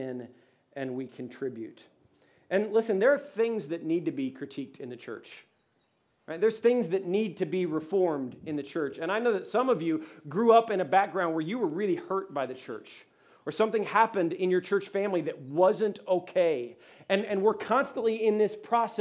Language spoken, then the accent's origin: English; Ohio, United States; now in Atlanta, United States; I'm from Ohio